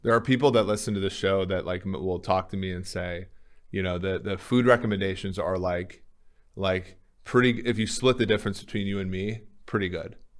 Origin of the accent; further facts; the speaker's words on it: Minnesota, United States; moved away; growing up in Minnesota, it was always cold